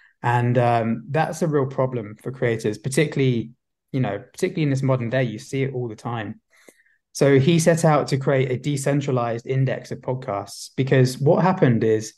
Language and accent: English; London, United Kingdom; I'm actually from London. Yeah, but maybe there's a bit of an Aussie twang. I've never actually been to Australia